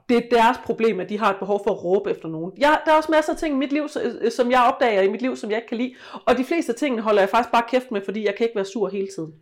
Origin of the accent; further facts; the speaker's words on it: West Jutland, Central Denmark Region, Denmark; jeg voksede op i Vestjylland